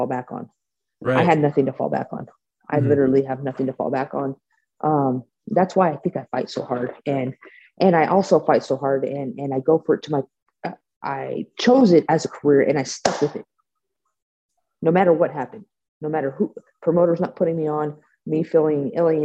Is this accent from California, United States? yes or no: yes; Bay Area, California, United States; I'm from the Bay Area, so Silicon Valley.